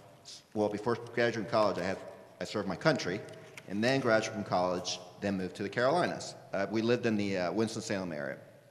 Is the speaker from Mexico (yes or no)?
yes; Mexico; I'm just from Mexico. That's just my experience.